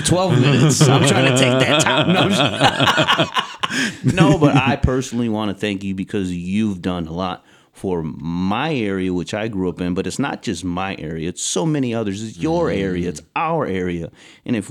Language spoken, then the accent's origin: English; Chicago, Illinois, United States; I grew up in South Chicago